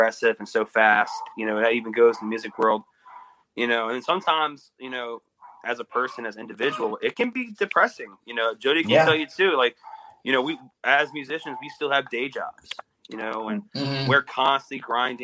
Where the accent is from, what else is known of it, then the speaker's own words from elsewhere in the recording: Louisiana, United States; I'm from Louisiana